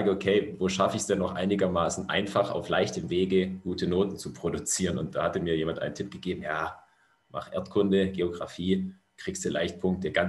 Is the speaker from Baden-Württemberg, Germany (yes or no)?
yes; Stuttgart, Baden-Württemberg, Germany; ich komme im Grunde, sage ich mal, grob aus der Region Stuttgart. Ich bin tatsächlich in Stuttgart geboren, ähm, habe in, in kleinen Orten rund um Stuttgart gewohnt.